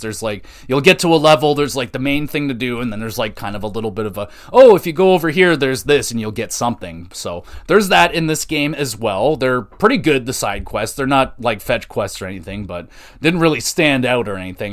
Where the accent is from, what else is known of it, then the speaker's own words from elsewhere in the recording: Canada; I'm a Canadian